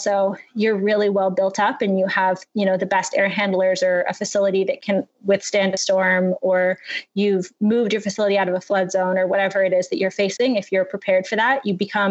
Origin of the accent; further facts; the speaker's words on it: Toronto, Ontario, Canada; my hometown of Toronto